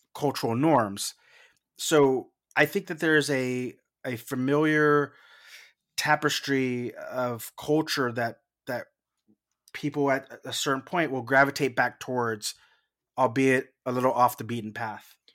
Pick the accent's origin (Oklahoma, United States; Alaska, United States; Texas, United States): Texas, United States; South; I'm from South Texas